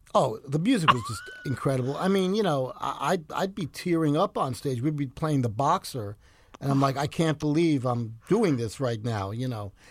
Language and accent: English; New York City, New York, United States; also born or lived in Ridgefield; I grew up in the Bronx, right near the subway L